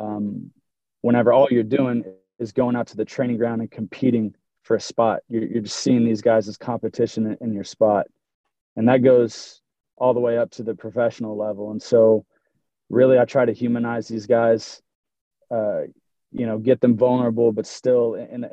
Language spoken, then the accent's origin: English; Broken Arrow, Oklahoma, United States; I'm from Broken Arrow, born and raised, graduated from Broken Arrow High School